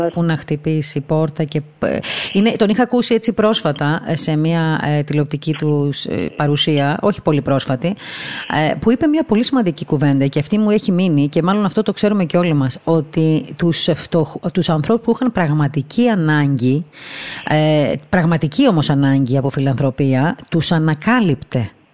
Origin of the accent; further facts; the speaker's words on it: Crete, Greece; moved away; από μικρό παιδί μέχρι τουλάχιστον τότε που έφυγα από την Κρήτη